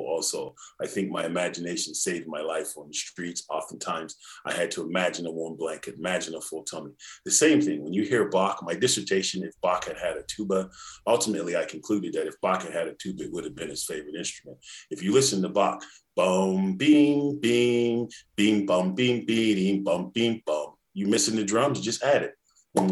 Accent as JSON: {"language": "English", "region": "Indiana", "country": "United States", "tie": "born or raised there", "said": "I grew up in Indiana, where Mr. Phillips was a tuba teacher"}